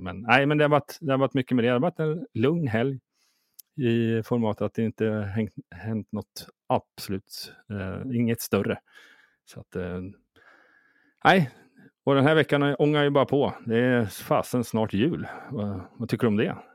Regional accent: Sweden; now in Stockholm, Sweden; när jag kommer ner från Småland och bor i Stockholm

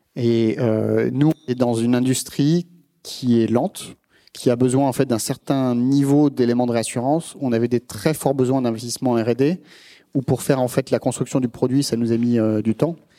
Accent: France; en tant que Français

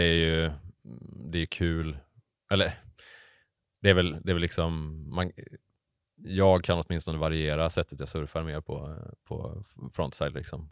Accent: Hammarö, Värmland, Sweden; moved away as an adult; also born or lived in Bohuslän; now in Gothenburg, Sweden; jag är född och uppvuxen på, eh, Hammarö utanför

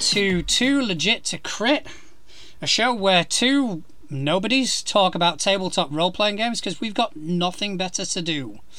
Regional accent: Spain; now in United Kingdom; I'm Spanish.

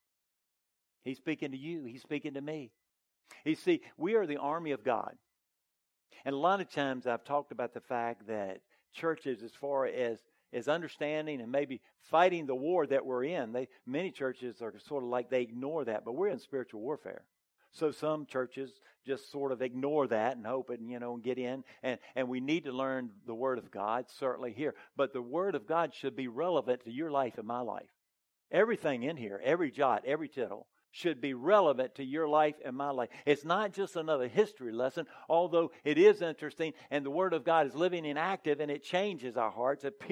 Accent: the South, United States; I was raised in the South

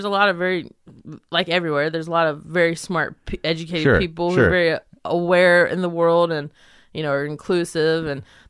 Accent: Belmont, North Carolina, United States; I am from Belmont. It's a small town in North Carolina outside of Charlotte.

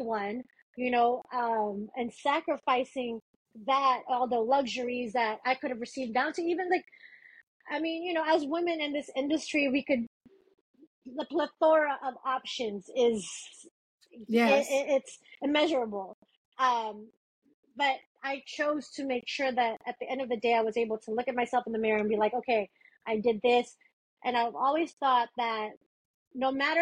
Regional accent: Manila, Metro Manila, Philippines; now in United States; I'm originally from the Philippines

